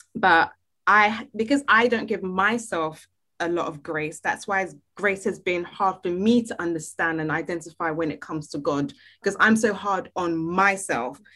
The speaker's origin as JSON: {"language": "English", "country": "Nigeria", "said": "me being Nigerian"}